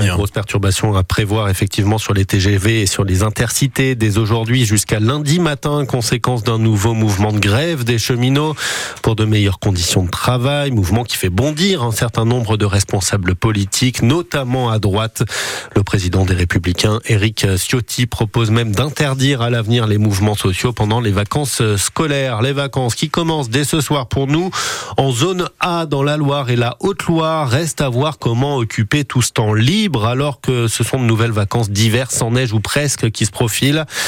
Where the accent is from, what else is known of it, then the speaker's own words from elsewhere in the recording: Belgium; moved away as an adult; now in Saint-Étienne, France; je viens de Belgique